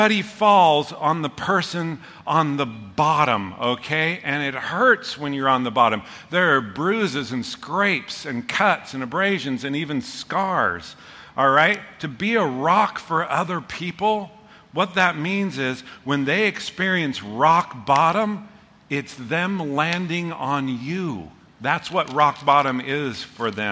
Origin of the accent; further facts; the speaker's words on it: Pleasant Hill, United States; I grew up in Pleasant Hill